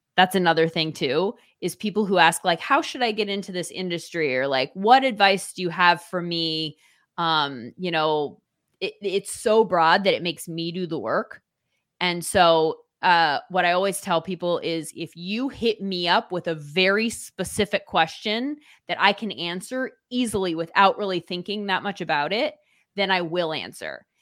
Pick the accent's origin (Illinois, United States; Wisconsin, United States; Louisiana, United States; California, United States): California, United States; Orange County; I grew up in Orange County, California